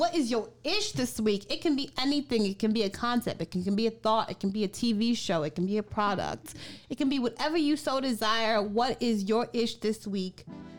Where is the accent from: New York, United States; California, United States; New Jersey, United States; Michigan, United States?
New York, United States; I'm from New York.